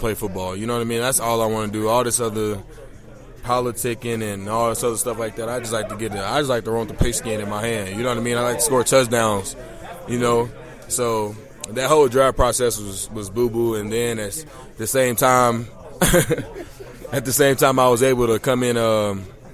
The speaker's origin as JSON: {"language": "English", "town": "Chicago", "region": "Illinois", "country": "United States", "said": "I'm from Chicago, Illinois."}